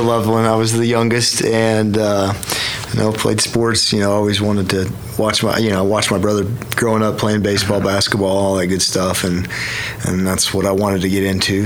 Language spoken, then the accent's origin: English; Yukon, Oklahoma, United States; born and raised uh, Yukon, Oklahoma it was my home for forever